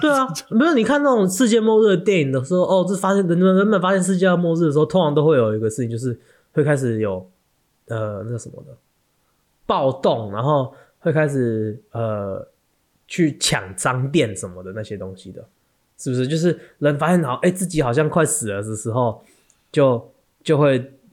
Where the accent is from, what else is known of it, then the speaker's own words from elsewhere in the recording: Taiwan; 我们台湾人